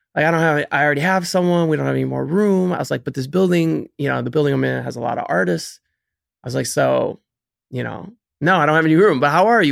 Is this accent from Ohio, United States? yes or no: yes; Cleveland, Ohio, United States; moved away as an adult; now in New York, United States; I'm originally from Cleveland, Ohio, born and raised